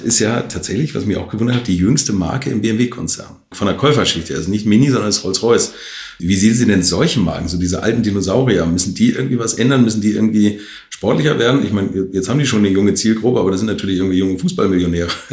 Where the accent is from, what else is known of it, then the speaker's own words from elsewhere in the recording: Hamburg, Germany; da wo ich herkomme, aus Altona, Hamburg